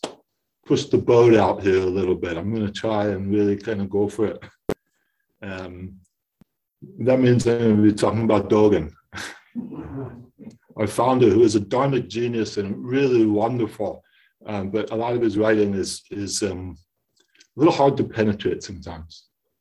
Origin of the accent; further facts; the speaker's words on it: East Coast, United States; also born or lived in Washington, D.C.; I'm from the East Coast, and I'm out here staying for a little while